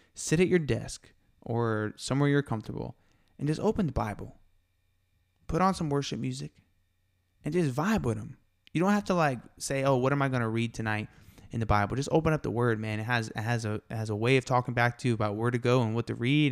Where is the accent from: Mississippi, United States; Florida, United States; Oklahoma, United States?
Florida, United States; Tampa; also born or lived in Miami, Florida; now in Texas, United States; I'm from Tampa, Florida, and I was born in Miami